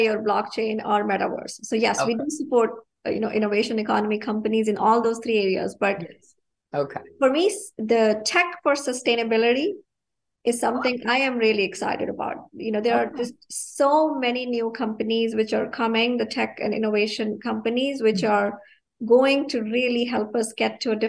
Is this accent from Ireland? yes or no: no; India; now in United States; growing up in India, I've grown up without running water